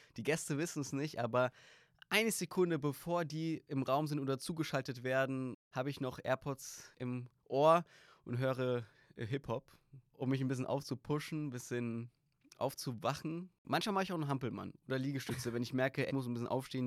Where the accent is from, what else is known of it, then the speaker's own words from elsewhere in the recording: Griesheim, Hesse, Germany; Ich komme aus Darmstadt, Griesheim